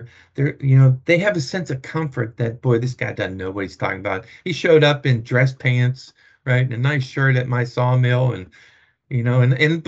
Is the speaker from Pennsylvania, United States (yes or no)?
yes; Pittsburgh, Pennsylvania, United States; moved away; I'm from Pittsburgh